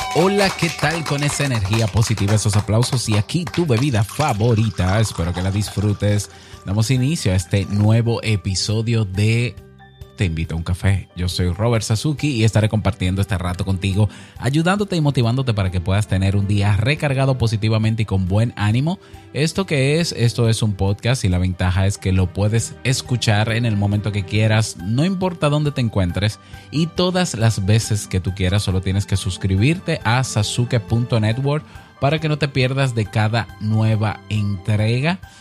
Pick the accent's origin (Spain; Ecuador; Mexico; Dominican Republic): Dominican Republic; En mi país, la República Dominicana